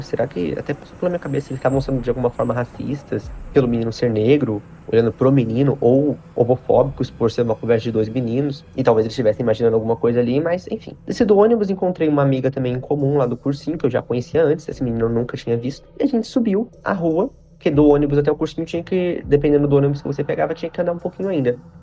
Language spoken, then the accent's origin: Portuguese; Paraná, Brazil; also born or lived in Curitiba; now in São Paulo, Brazil; Eu moro em São Paulo, mas eu nasci e cresci no Paraná